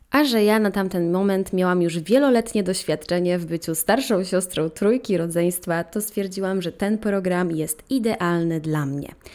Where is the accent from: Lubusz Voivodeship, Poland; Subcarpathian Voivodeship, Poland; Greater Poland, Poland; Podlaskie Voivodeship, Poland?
Subcarpathian Voivodeship, Poland; Ropczyce; tam skąd pochodzę w Robczycach